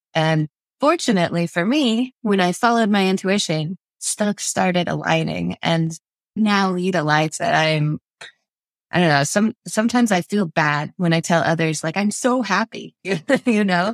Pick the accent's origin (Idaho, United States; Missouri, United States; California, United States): Idaho, United States; South; moved away as an adult; now in Moscow, Idaho, United States; We're from South Idaho.